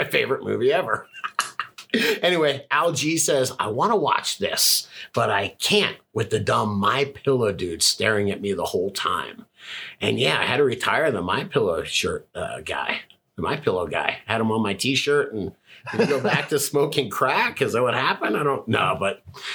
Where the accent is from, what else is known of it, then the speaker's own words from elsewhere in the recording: Florida, United States; moved away as an adult; now in Colorado, United States; But I'm from Florida, man. I'm used to the tropics.